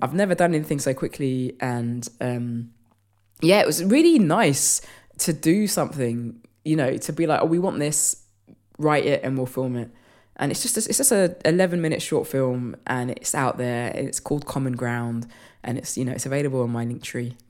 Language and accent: English; London, United Kingdom; I'm from London